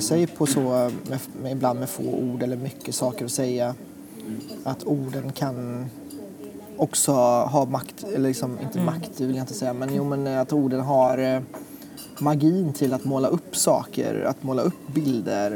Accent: Sweden; also born or lived in Thailand; kom hit när jag var två och ett halvt

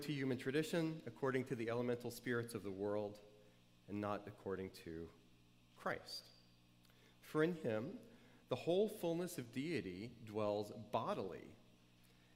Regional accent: New Orleans, Louisiana, United States; moved away as an adult; also born or lived in New Hampshire; I went away, far away from where I grew up in New Orleans, went to college in New Hampshire

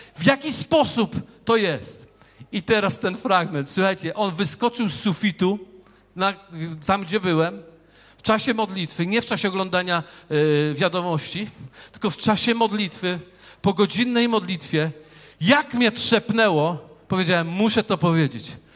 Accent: Wrocław, Lower Silesian Voivodeship, Poland; ja z Wrocławia

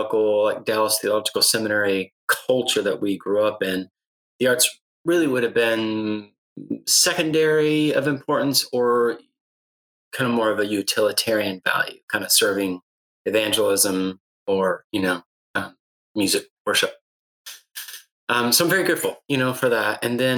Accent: Guatemala City, Guatemala Department, Guatemala; Well, I was raised in Guatemala City, be exact, missionary kid.

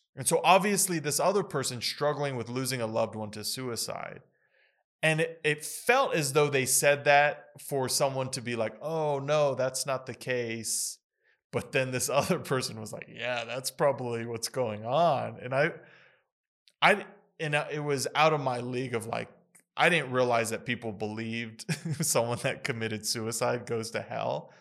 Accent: United States; growing up in the United States

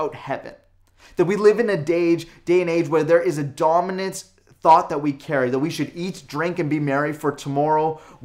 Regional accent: Calgary, Alberta, Canada; now in Lower Mainland, Canada; Born and raised in Calgary and Alberta, now living here in the Lower Mainland

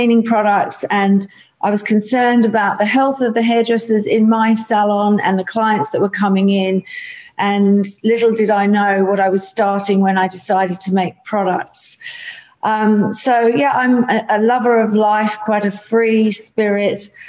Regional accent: England, United Kingdom; moved away as an adult; now in Australia; I grew up in the UK, so I'm an English Australian

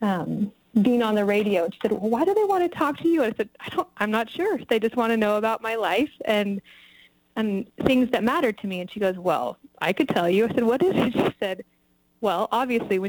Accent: Tahoe Vista, California, United States; moved away as an adult; also born or lived in Bay Area / New York / Los Angeles / Wisconsin; now in Nevada County, United States; I was raised in North Lake Tahoe in Tahoe Vista and Tahoe City

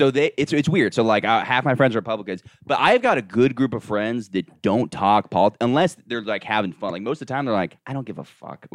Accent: Orlando, Florida, United States; I'm from Orlando. But okay. Orlando's very like metropolitan.

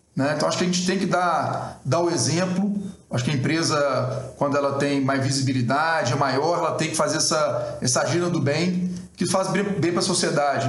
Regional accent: Brazil; como brasileiro

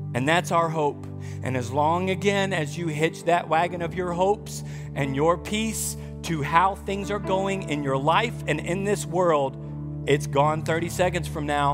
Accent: United States; we're American

